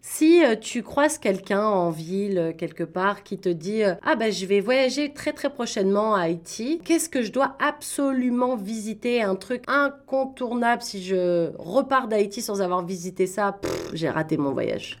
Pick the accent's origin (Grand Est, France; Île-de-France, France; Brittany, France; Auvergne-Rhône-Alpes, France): Île-de-France, France; Paris; now in Toronto, Canada; moi je viens de Paris